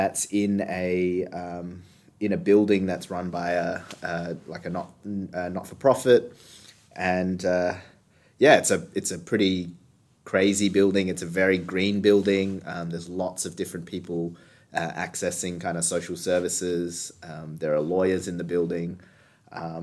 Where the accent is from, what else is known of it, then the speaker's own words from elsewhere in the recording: Australia; I'm a self-identified second-generation Chinese Australian. That space where I come from, you know, growing up in Australia